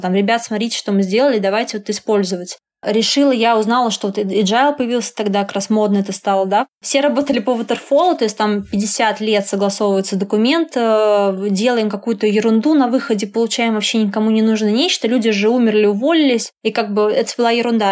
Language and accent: Russian; Samara, Samara Oblast, Russia; я родилась в Самаре, и поэтому заканчивала университет в Самаре